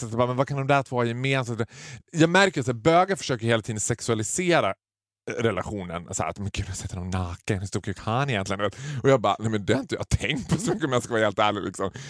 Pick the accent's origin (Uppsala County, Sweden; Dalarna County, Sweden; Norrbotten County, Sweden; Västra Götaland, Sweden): Dalarna County, Sweden; Borlänge; har jag liksom basunerat ut att jag kommer från Borlänge.